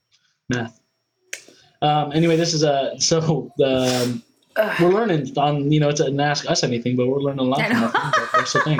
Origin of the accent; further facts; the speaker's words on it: Vallejo, California, United States; I grew up in Vallejo